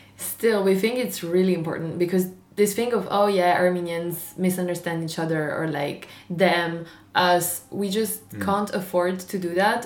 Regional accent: Marseille, Provence-Alpes-Côte d'Azur, France; English is a second language; I was born and raised in Marseille, uh, in the south of France

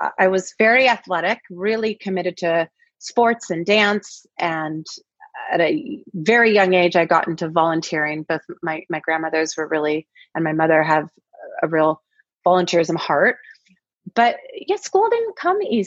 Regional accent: Kirkland, Washington, United States; moved away as an adult; also born or lived in Seattle, Washington; now in Los Angeles, United States; I grew up in a town called Kirkland, Washington

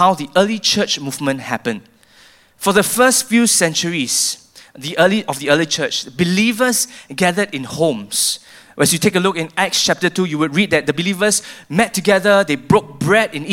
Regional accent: Singapore; I feel as a Singaporean

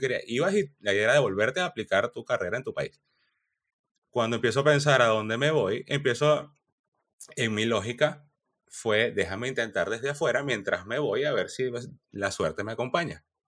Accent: Venezuela; moved away as an adult; also born or lived in Chile; Yo salí de Venezuela y me fui a Chile

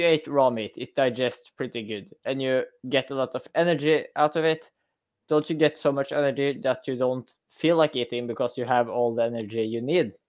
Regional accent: Norway; I'm from Norway. We farm salmon all the freaking time

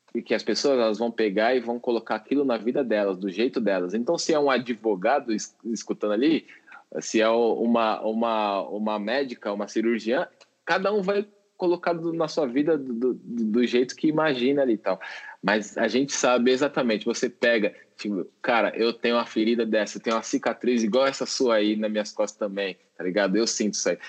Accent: São Paulo, Brazil; also born or lived in Minas Gerais; Sou nascido em São Paulo, mas estava morando lá.

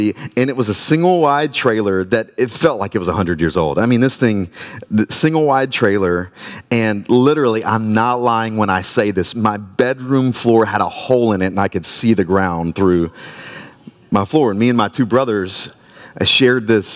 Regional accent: Myrtle Beach, South Carolina, United States; now in Wilmington, United States; I'm from Myrtle Beach, South Carolina, Dirty Myrtle. Grew up in Myrtle Beach

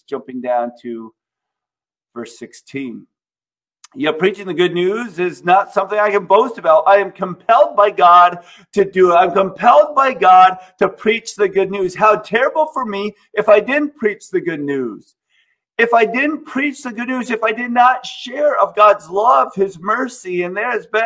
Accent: United States; we live, in my opinion, in the greatest country ever because we have all of these freedoms.

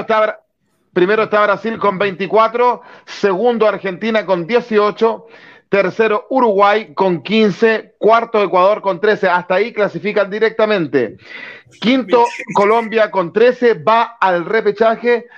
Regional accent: Chile; soy chileno

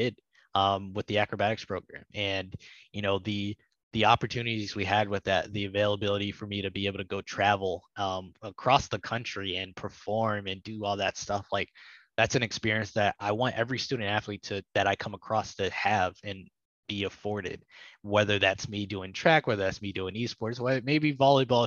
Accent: Toledo, Ohio, United States; I grew up in Toledo

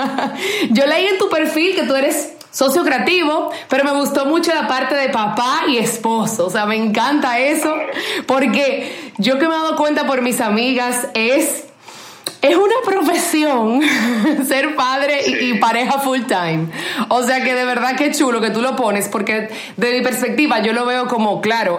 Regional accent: Dominican Republic

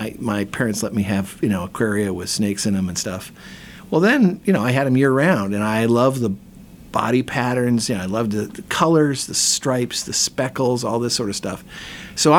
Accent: Toledo, Ohio, United States; now in Wisconsin, United States; I grew up in Toledo, Ohio, on the edge of Lake Erie

